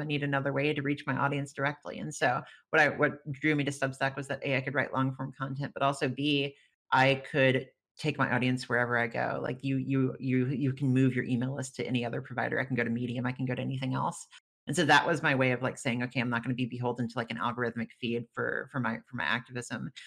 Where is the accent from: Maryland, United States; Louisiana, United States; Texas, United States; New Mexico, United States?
Louisiana, United States; rural; I come from a very rural Louisiana county parish is what they call them in louisiana